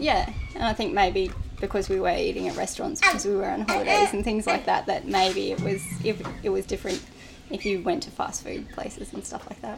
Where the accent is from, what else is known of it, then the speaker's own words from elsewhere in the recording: New South Wales, Australia; moved away as an adult; just south of Coffs Harbour, a little town called Maxville